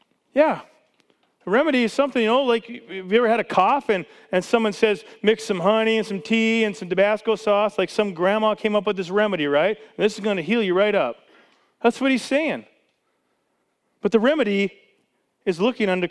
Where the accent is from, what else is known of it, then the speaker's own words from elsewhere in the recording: Canada; now in United States; I was born in Canada. I was a Canadian citizen my whole life.